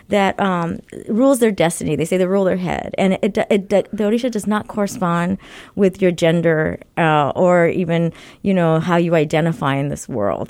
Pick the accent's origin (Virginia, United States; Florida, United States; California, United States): California, United States; Los Angeles; moved away as an adult; also born or lived in Berkeley / Philadelphia / Baton Rouge; now in Bloomington, United States; I was born and raised in Los Angeles